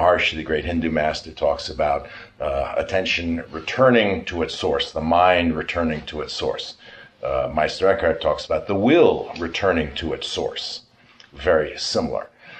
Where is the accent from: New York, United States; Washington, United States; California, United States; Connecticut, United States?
New York, United States; we are both from New York